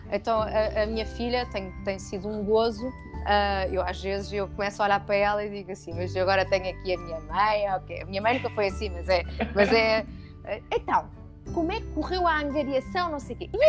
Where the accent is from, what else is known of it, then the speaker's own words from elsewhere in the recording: France; eu {S1} estou no e sou francês. Epá, e foi uma. Um, é um, Bah, a França é um Estado social, não é?